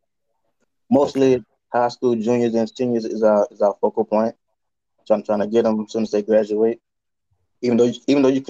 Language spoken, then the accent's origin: English; Louisiana, United States; now in Chicago, United States; I'm currently a U.S. recruiter from Louisiana